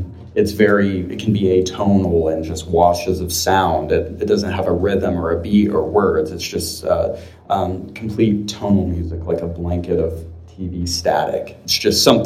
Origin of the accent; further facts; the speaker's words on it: Amarillo, Texas, United States; when you're from Amarillo